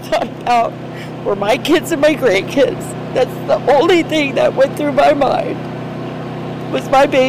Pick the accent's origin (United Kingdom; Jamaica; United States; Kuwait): United States; Sarasota, Florida; I'm born and raised here in Florida. Sarasota is my hometown